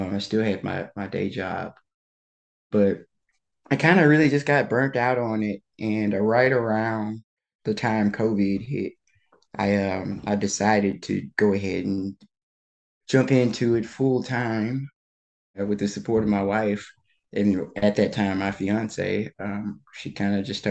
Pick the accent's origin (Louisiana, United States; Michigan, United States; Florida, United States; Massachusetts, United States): Louisiana, United States; outside of Baton Rouge; moved away as an adult; also born or lived in Washington, District of Columbia, United States; I'm originally from Louisiana. I grew up in outside of Baton Rouge.